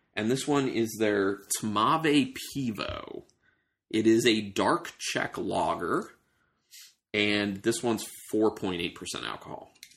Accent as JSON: {"language": "English", "region": "Maryland", "country": "United States", "moved": "yes", "said": "I'm from Maryland initially"}